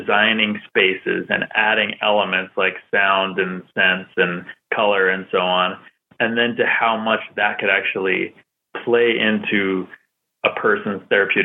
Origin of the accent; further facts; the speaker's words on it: Salem, Massachusetts, United States; I was born in Salem, Massachusetts, and I grew up in that area